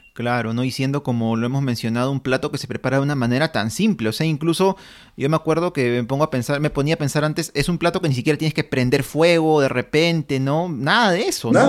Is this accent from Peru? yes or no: yes; Peru; nosotros como peruanos